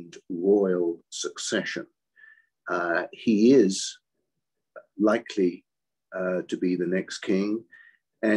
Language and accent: English; United Kingdom; accent: British; moved away as an adult; now in Washington, United States; I've got a British accent. Yes, I was born in Britain. I came here, what is now in 2006, 15 years ago